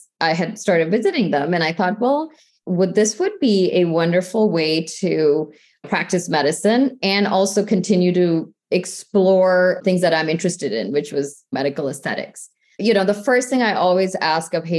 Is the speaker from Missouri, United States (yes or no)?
yes; St. Louis, Missouri, United States; I grew up in the Midwest in the St. Louis area